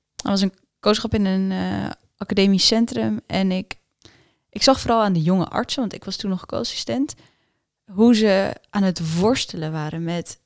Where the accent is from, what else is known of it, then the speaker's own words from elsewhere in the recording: Netherlands; first language Afrikaans; Dutch is a second language; also born or lived in United States / South Africa; Toen we naar Nederland kwamen, dacht ik dat ik Nederlands sprak. Maar ik sprak eigenlijk geen Nederlands. Ik sprak Afrikaans.